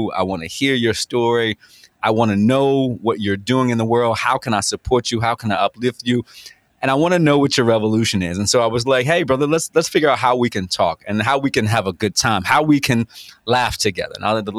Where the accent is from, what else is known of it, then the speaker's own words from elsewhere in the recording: Virginia Beach, Virginia, United States; I come from Green Run